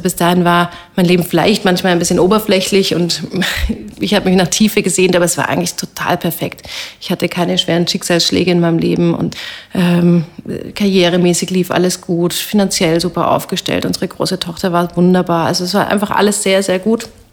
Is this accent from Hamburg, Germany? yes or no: no; Bavaria, Germany; moved away as an adult; also born or lived in Heidelberg / Amsterdam; now in Vienna, Austria; Ich habe da zur Bayerischen Landeskirche gehört